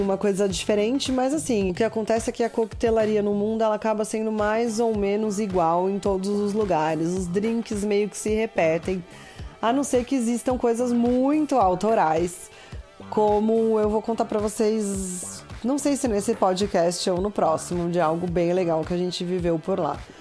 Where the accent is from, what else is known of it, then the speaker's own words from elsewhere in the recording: Brazil; pra gente aqui do Brasil